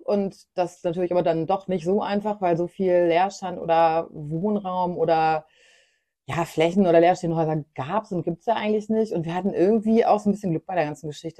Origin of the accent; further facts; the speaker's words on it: Germany; moved away; ich komme aus einem kleinen Dorf zwischen Hannover und Bielefeld